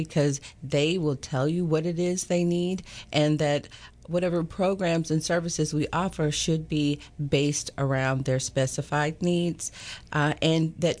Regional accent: Chattanooga, Tennessee, United States; moved away as an adult; also born or lived in Knoxville, Tennessee; now in Tyler, United States; I'm from Chattanooga, Tennessee

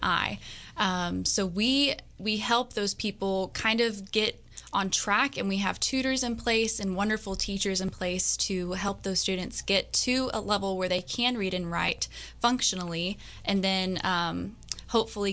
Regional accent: Tyler, Texas, United States; born and raised in Tyler. I've been here my whole life

